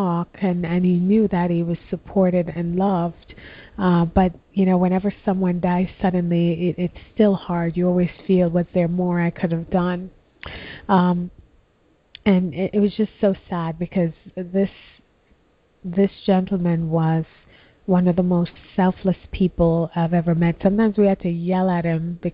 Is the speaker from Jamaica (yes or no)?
yes; Jamaica; moved away; when I was a little girl growing up in Jamaica